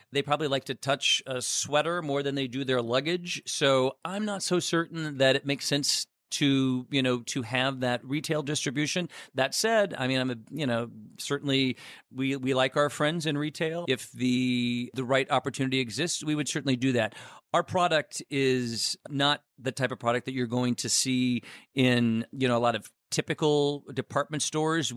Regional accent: Chicago, Illinois, United States; I'm in Chicago, our home base. Uh, you know, I'm a Chicagoan

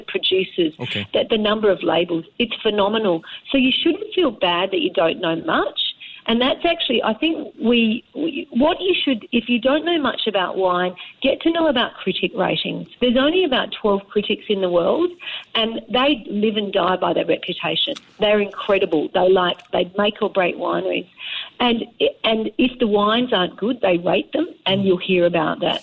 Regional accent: Western Australia, Australia; now in Singapore; I grew up in Western Australia where Margaret River was on my doorstep.

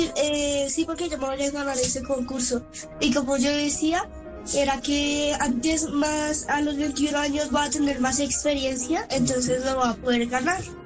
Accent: Colombia; soy colombiano

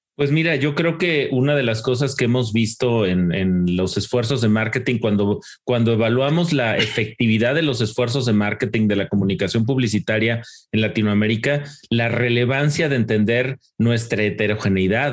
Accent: Mexico City, Mexico; los que somos orgullosamente chilangos

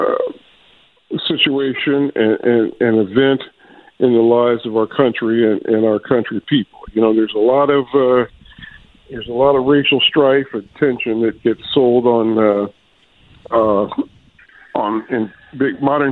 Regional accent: Akron, Ohio, United States; moved away as an adult; also born or lived in Atlanta, Georgia; now in Philadelphia, United States; I remember growing up in Akron, Ohio

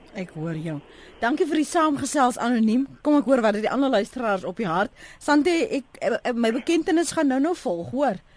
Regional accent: South Africa; as Suid-Afrikaners

